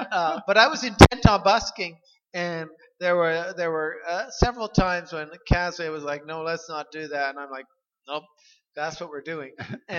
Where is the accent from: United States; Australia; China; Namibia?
United States; Dearborn, Michigan; born there; I was born in Dearborn. Let's get specific.